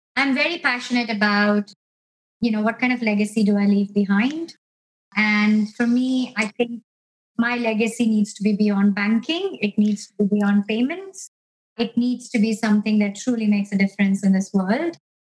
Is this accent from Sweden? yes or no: no; India; moved away as an adult; also born or lived in United States / Canada; now in United Kingdom; I grew up in India